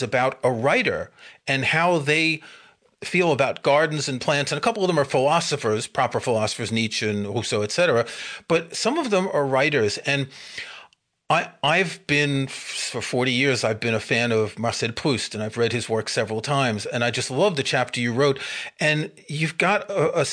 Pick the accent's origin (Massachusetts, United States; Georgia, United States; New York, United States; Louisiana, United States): New York, United States; New York City; moved away; I grew up in New York City